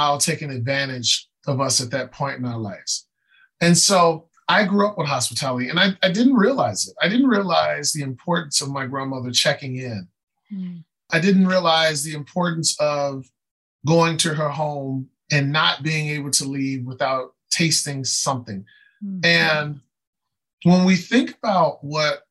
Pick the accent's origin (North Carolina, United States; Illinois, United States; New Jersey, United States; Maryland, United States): Illinois, United States; Chicago; I grew up on the west side of Chicago